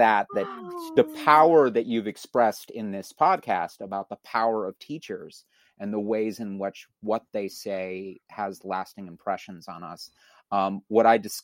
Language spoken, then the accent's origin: English; Columbus, Ohio, United States; also born or lived in Santa Barbara, California; now in New Jersey, United States; I was four when we moved from Santa Barbara to Columbus. I'm a Buckeye